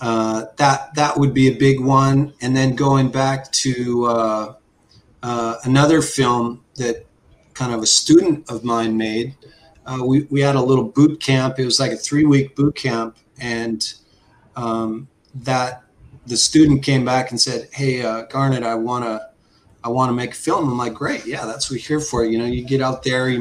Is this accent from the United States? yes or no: no; Saskatchewan, Canada; also born or lived in Crawley, England; as a young guy growing up in Saskatchewan.